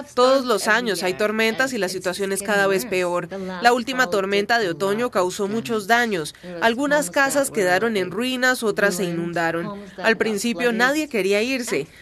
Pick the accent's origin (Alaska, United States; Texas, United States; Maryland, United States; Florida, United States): Alaska, United States; Newtok; este era mi pueblo, que aquí es donde crecí